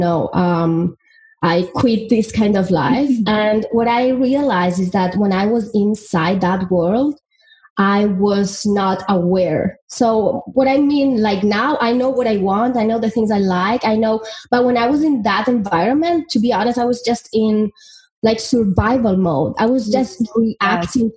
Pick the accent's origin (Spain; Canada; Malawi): Spain; moved away; I'm from Spain, and, you know, I come from a very little town